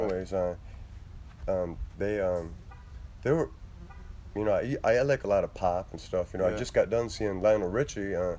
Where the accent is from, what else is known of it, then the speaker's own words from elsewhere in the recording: Ann Arbor, Michigan, United States; also born or lived in Bloomfield Hills / Lake Orion / Shelby / Utica; now in Clarkston, United States; I'm originally from Ann Arbor.